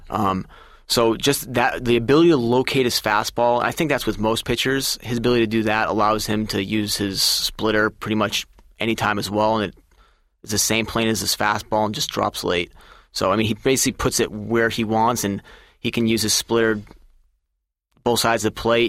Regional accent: Massachusetts, United States; I'm from Massachusetts, and I grew up a Red Sox fan

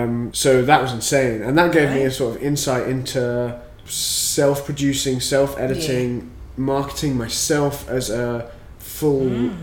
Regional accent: Worcester, West Midlands, United Kingdom; moved away as an adult; now in Scotland, United Kingdom; So I grew up in Worcester.

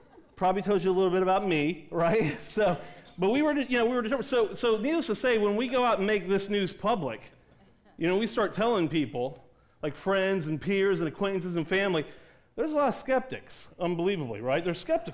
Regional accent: East Coast, United States; I grew up on the East Coast

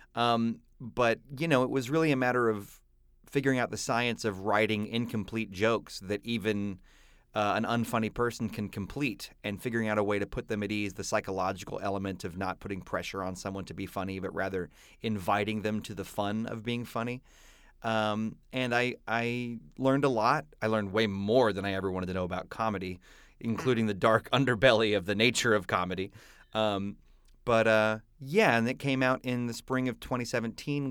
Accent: Texas, United States; my roots of growing up in Texas in the eighties

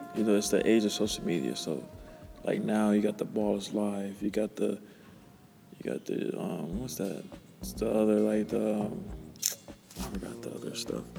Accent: Pasadena, California, United States; I'm from Pasadena

